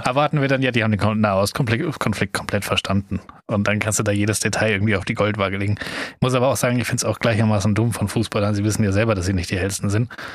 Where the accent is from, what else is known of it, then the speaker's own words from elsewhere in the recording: Germany; wir einfach als Deutsche